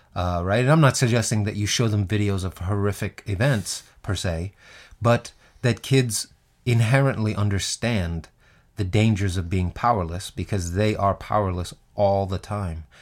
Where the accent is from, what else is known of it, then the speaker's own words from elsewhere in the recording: New York City, New York, United States; Growing up in Queens as a black kid